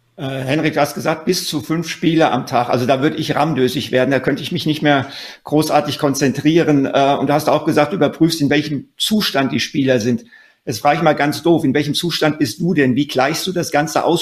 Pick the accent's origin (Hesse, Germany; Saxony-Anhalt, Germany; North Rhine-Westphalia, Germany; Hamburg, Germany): Hesse, Germany; wie wir beide auch äh, ein Kind des Hessenlandes